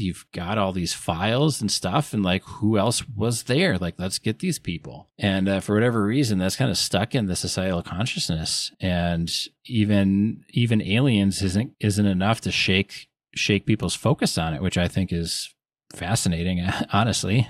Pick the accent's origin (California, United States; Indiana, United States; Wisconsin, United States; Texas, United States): Wisconsin, United States; I'm from Wisconsin